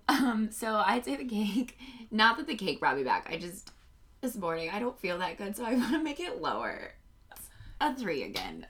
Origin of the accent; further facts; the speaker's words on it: Indianapolis, Indiana, United States; moved away as an adult; also born or lived in New York; now in Los Angeles, United States; I'm from Indianapolis.